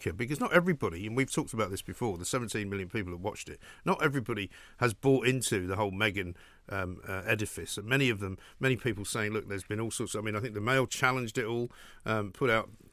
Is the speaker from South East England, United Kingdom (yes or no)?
no; London, United Kingdom; I'm from London